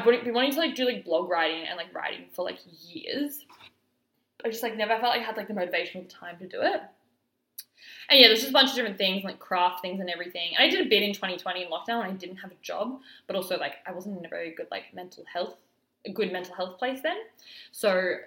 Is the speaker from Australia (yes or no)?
yes; Alice Springs, Northern Territory, Australia; moved away; I actually moved back to my hometown of Alice Springs at the end of 2020 for a couple of months